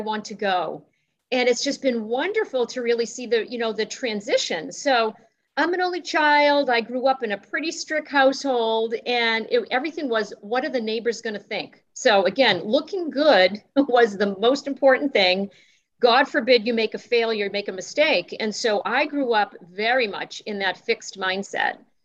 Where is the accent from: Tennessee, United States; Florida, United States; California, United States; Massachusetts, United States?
Massachusetts, United States; Boston; also born or lived in Wellesley; I'm originally from Boston.